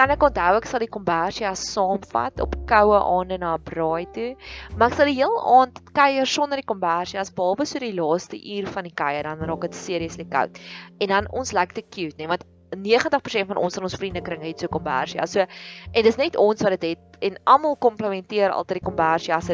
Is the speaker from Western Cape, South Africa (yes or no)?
no; Free State, South Africa; ek kan onthou ek het in die Vrystaat groot geword en ek kan onthou dit was koud